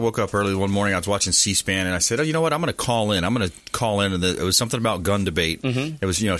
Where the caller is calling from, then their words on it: Palm Harbor, Florida, United States; I said, where are you from? I said, Brandon in Palm Harbor.